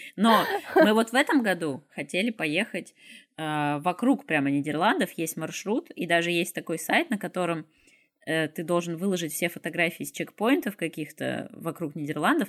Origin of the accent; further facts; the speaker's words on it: Izhevsk, Udmurtia, Russia; also born or lived in Moscow, Russia; now in Grodno, Belarus; я из России, там в Ижевске